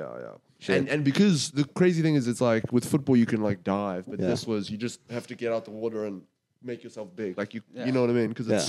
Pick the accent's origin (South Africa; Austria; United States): South Africa; Albay, Western Cape; I'm from Albay.